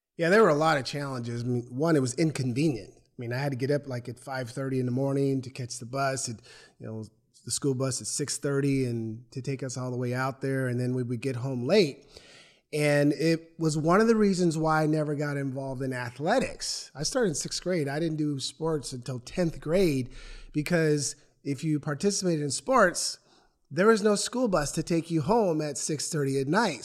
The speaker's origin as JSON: {"language": "English", "town": "Portland", "region": "Oregon", "country": "United States", "tie": "born or raised there", "also_born_or_lived": "Lake Oswego, Oregon", "said": "I grew up in Northeast Portland, thirteenth and Killingsworth"}